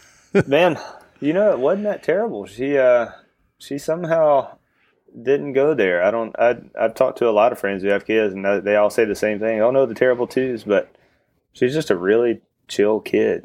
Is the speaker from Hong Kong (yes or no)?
no; northeast of Chapel Hill, near the Virginia line, North Carolina, United States; now in Chapel Hill, United States; I grew up like an hour and a half northeast of Chapel Hill, where I live now. So right on the Virginia line